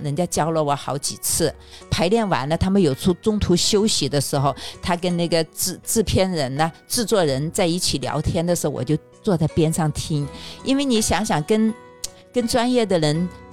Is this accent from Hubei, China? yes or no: no; Sichuan, China; now in Beijing, China; 我不是四川人吗